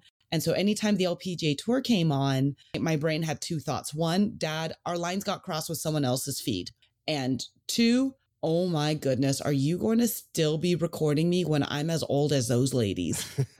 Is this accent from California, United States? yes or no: yes; California, United States; I grew up in the Bay Area. So I basically grew up between Pebble Beach and Olympic Club.